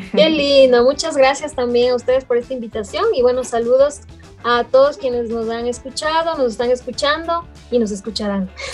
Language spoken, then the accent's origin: Spanish; Ecuador; moved away as an adult; also born or lived in Mexico / Europe; me empuja de nuevo hacia Ecuador. Mm. Dije, no, yo para estar viviendo así, me regreso a mi chosita me regreso a mi tierra.